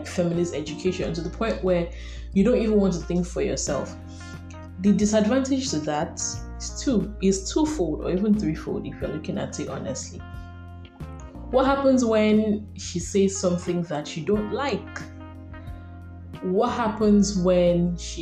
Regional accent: Nigeria; I'm a Nigerian woman and I carry a lot of identities in my soul, stemming primarily from Nigeria

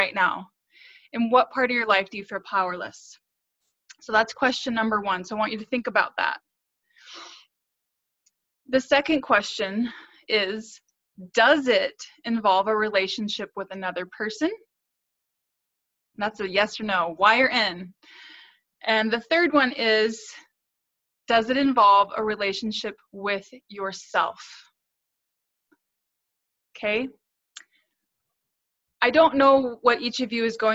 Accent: North Central Missouri, United States; So I grew up in North Central Missouri

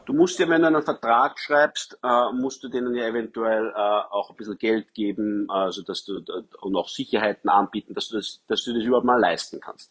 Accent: Wiener Neudorf, Lower Austria, Austria; ich bin aufgewachsen in Wiener Neudorf

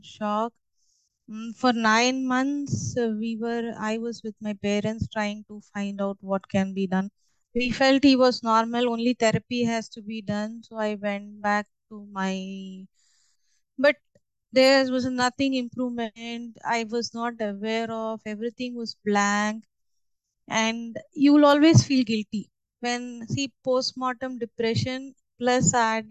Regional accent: Chennai, Tamil Nadu, India; moved away as an adult; also born or lived in Mumbai, India; I was born and brought up in Chennai.

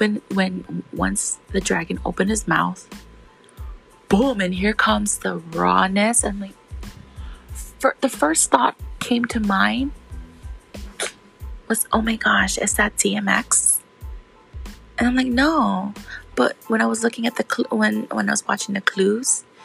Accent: Hawaii, United States; I grew up in Hawaii and I still live in Hawaii

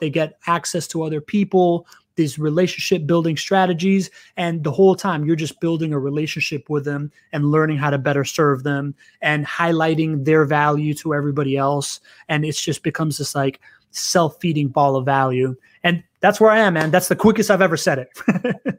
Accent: Miami, Florida, United States; first language Spanish; English is a second language; also born or lived in Venezuela; I grew up in, in Miami.

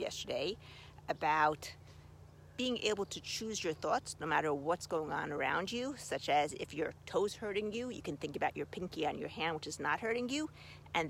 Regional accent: Rehovot, Central District, Israel; Rehovot, my hometown

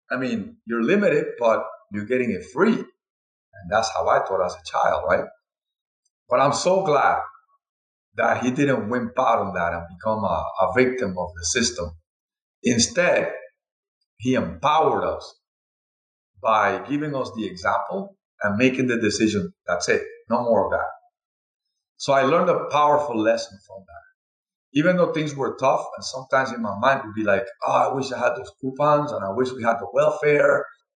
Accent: Cuba; also born or lived in Spain; now in United States; I'm from Cuba, and, you know, my father was a doctor

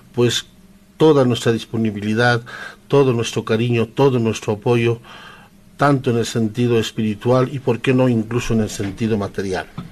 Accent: San Lucas, Chuquisaca, Bolivia; first language Quechua; Spanish is a second language; now in La Paz, Bolivia; San Lucas, que es nuestro pueblo. Yo soy sanluqueño, campesino

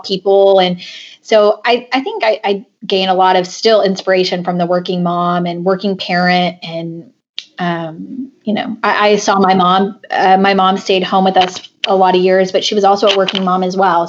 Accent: Argyle, Texas, United States; moved to my hometown and started coaching at Liberty Christian School in Argyle, Texas

